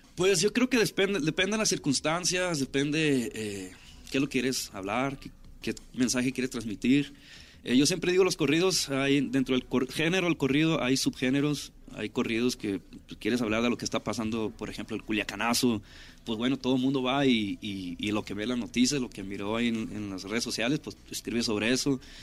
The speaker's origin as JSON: {"language": "Spanish", "town": "Ciudad Obregón", "region": "Sonora", "country": "Mexico", "tie": "born or raised there", "moved": "as an adult", "lives_now": "Los Angeles, United States", "said": "crecí en Ciudad Obregón ahí. Soy nacido en, California"}